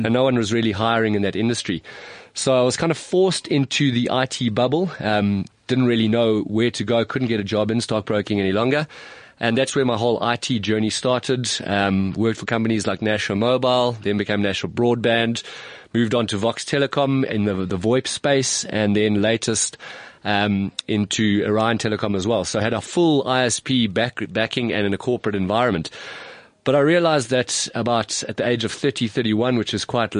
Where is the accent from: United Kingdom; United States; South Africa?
South Africa; also born or lived in Stellenbosch